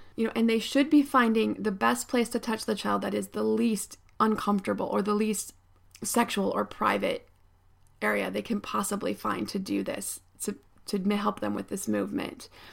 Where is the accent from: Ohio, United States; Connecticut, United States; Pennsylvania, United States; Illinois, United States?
Pennsylvania, United States; State College; I grew up in State College, Pennsylvania